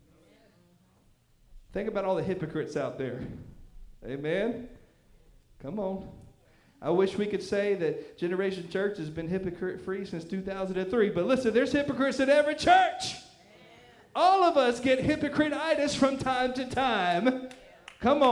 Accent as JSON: {"language": "English", "region": "the Bible Belt", "country": "United States", "tie": "born or raised there", "said": "I grew up in the Bible Belt, where even the heathens knew all the Bible stories."}